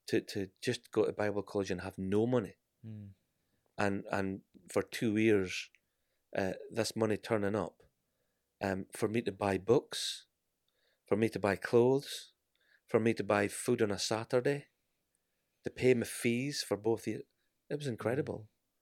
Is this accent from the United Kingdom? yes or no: yes; Scotland, United Kingdom; accent: Scottish; I am Scottish.